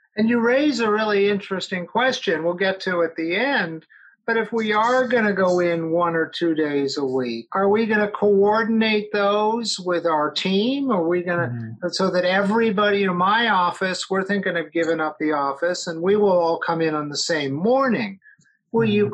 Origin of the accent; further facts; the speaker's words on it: Los Angeles, California, United States; I grew up in Los Angeles